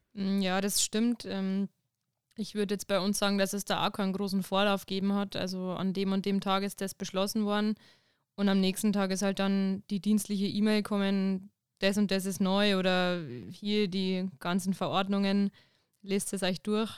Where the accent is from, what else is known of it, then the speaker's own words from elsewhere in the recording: Winzer, Bavaria, Germany; now in Ingolstadt, Germany; Ich komme direkt äh, aus Winzer. Das ist im Landkreis Deckendorf